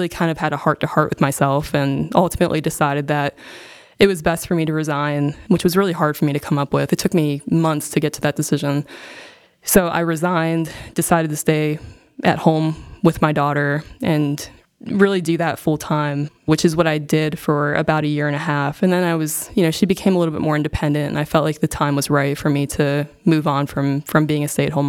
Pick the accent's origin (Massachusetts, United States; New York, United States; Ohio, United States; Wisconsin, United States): Ohio, United States; North Canton; moved away as an adult; also born or lived in Charlotte, North Carolina; now in Davidson, United States; I grew up in North Canton, Ohio.